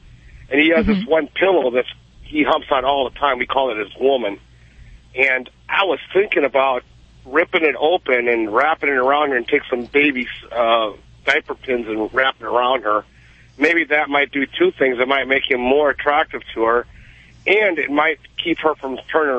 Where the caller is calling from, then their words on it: Boneville, Georgia, United States; I live in Boneville, Georgia.